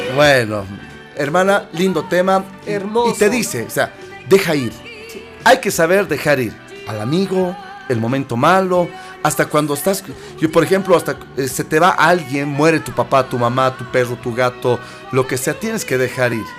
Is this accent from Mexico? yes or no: no; Bolivia; Somos bolivianos